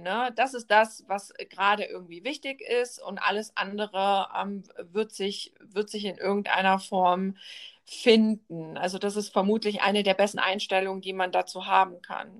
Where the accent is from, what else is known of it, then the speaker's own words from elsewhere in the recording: Germany; bei uns in Deutschland